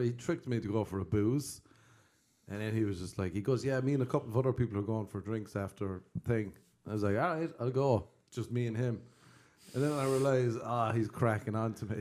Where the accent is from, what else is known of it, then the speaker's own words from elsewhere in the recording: Cork, Munster, Ireland; I'm from Cork